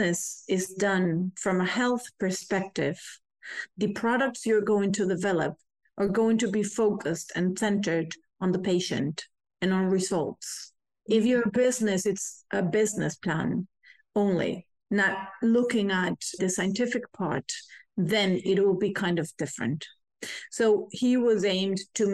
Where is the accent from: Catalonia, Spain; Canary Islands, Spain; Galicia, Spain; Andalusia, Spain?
Galicia, Spain; I grew in Galicia, which is a very wild space